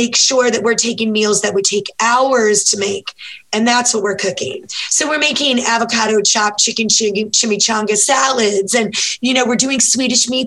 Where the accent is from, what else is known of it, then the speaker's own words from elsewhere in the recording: the South, United States; I'm from the South.